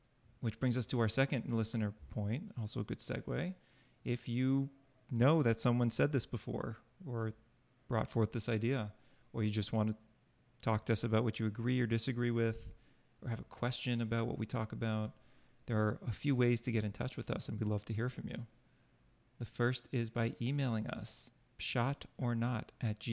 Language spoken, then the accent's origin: English; Boston, Massachusetts, United States; now in New Jersey, United States; We're from Boston